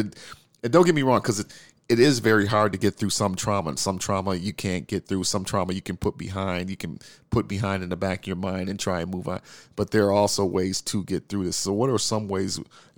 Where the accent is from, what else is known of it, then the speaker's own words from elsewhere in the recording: Minneapolis, Minnesota, United States; And as you know, we are from Minneapolis.